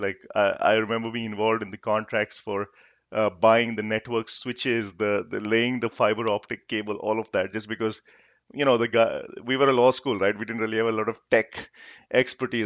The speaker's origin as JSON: {"language": "English", "town": "Jaipur", "region": "Rajasthan", "country": "India", "tie": "born or raised there", "also_born_or_lived": "Kolkata", "said": "I grew up in Jaipur"}